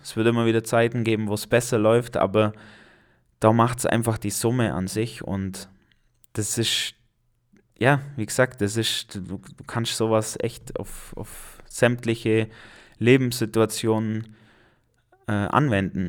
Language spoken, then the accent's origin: German; Allgäu, Germany; hier bei uns im Allgäu